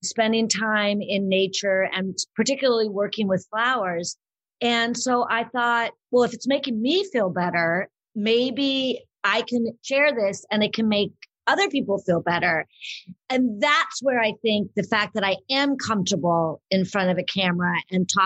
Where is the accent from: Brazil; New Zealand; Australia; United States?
United States; Southern California; also born or lived in Boulder, Colorado; I grew up in Southern California, and my family was very involved in theater and the arts and acting